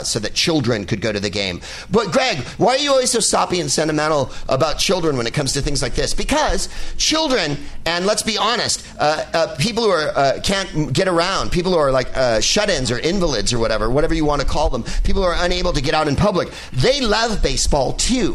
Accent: San Francisco, California, United States; born or raised there

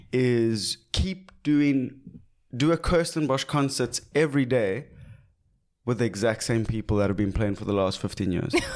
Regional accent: South Africa; being South African

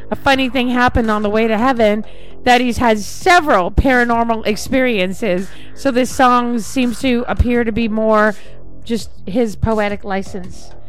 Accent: England, United Kingdom; I'm English.

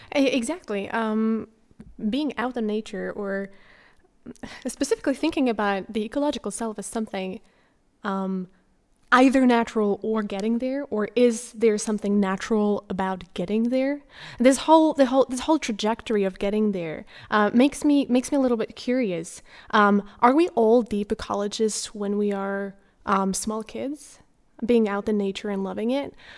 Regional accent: Slovakia; now in Norway; I, uh, come from Slovakia originally

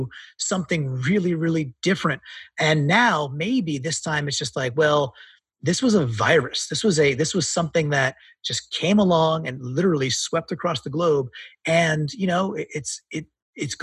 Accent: New York, United States; I'm a New Yorker

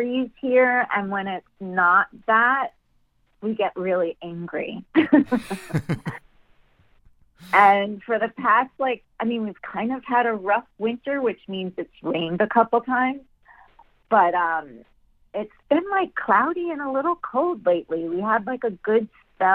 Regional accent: New York, United States; moved away as an adult; now in Los Angeles, United States; I grew up in New York and struggled there

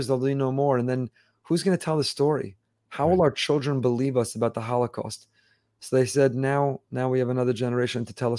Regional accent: Teaneck, New Jersey, United States; I grew up in Teaneck, New Jersey.

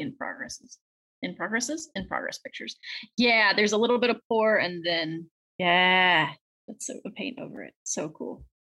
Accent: South Carolina, United States; I grew up in the South in South Carolina

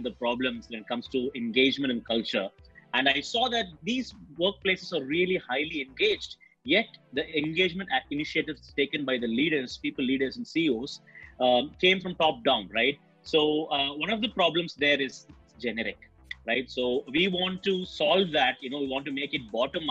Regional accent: Chennai, Tamil Nadu, India; I'm a typical Chennai

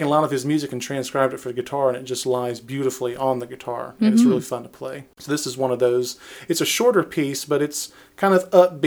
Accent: Pike County, Georgia, United States; also born or lived in Griffin, Georgia; I was born and raised in Georgia. Mm-hmm. I was born in Griffin. Spent all my life in Pike County. Still live in Pike County.

